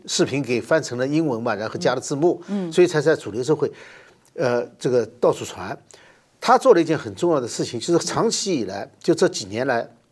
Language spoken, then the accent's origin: Chinese; China; moved away; 我们小时候在中国大陆受教育的时候